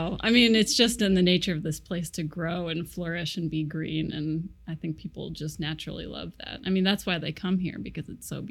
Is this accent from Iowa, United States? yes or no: yes; Iowa, United States; also born or lived in Chicago / Twin Cities; now in Seattle, United States; I'm from Iowa, but I've lived in Chicago, Twin Cities, back to Iowa, mm-hmm. back to the Twin Cities, and then out here to Seattle.